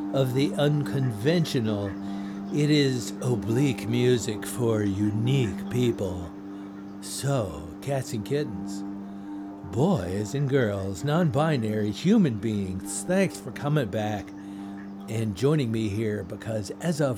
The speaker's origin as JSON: {"language": "English", "town": "Washington", "region": "District of Columbia", "country": "United States", "tie": "born or raised there", "said": "I am one of the rare people who actually grew up around here."}